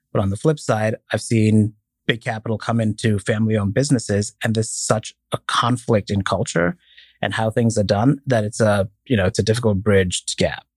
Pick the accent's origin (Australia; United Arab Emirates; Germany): United Arab Emirates; Dubai; moved away as an adult; also born or lived in Indiana, United States; now in United States; I was born and raised in Dubai, came here, uh, to go to college, went to Purdue